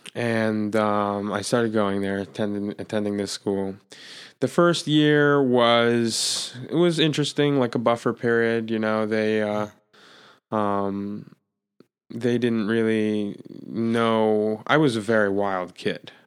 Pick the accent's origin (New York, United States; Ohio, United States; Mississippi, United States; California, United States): New York, United States; Jeffersonville; also born or lived in Brooklyn, New York; I was born in Brooklyn, born in Brooklyn, New York. My parents moved upstate when I was an infant, six months